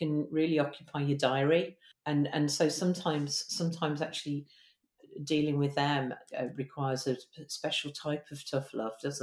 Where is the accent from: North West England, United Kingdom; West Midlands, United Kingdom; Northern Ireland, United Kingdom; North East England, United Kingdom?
West Midlands, United Kingdom; Birmingham; I'm from Birmingham.